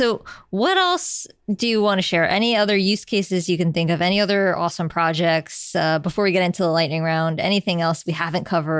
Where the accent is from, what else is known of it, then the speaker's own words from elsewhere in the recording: New York City, New York, United States; As a New Yorker and a cyclist and a frequent pedestrian, it is not safe out there for us.